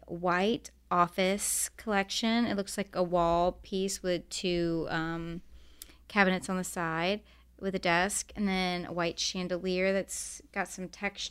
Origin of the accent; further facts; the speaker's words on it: Augusta, Georgia, United States; now in Atlanta, United States; I'm from Augusta, Georgia.